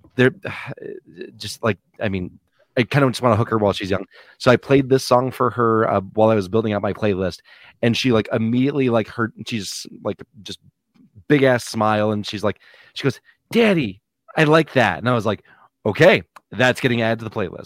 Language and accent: English; Michigan, United States; we're all from the Michigan area